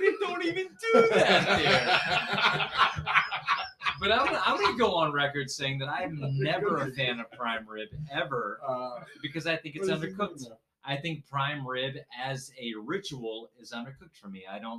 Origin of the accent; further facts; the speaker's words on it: the South, United States; Now, I grew up in the South